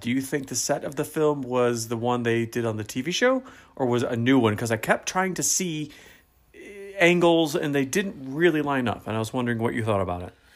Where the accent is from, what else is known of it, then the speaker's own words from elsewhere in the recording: United States; as an American